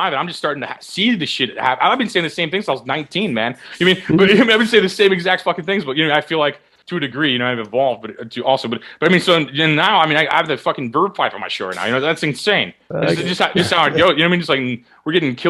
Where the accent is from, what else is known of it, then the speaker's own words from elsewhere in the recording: Midwest, United States; now in Los Angeles, United States; I'm from the Midwest